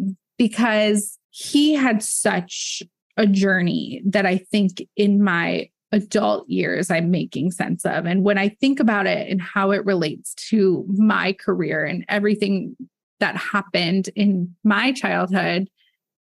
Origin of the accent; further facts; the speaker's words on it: Midwest, United States; moved away as an adult; also born or lived in Michigan / Texas; now in Los Angeles, United States; in my childhood, growing up in the Midwest